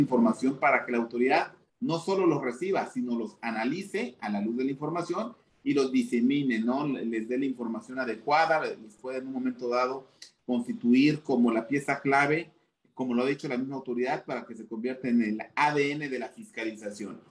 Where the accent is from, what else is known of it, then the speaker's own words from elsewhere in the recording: Chiapas, Mexico; yo soy de Chiapas, en, en, Chiapas es un estado netamente agropecuario.